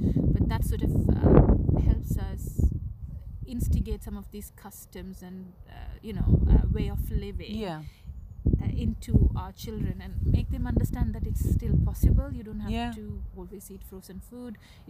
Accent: Sri Lanka; now in United Kingdom; And when I came from Sri Lanka, I had never heard of frozen food.

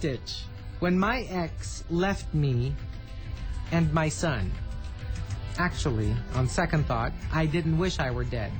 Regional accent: Italy; also born or lived in France; Plus, I was born in France, but I was raised in Italy.

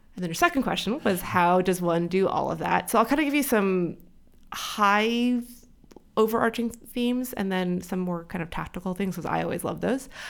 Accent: California, United States; moved away as an adult; now in New York, United States; I still say that I'm from California, but I've been here for twelve years, so I think I unfortunately have to say that I'm a New Yorker at this point

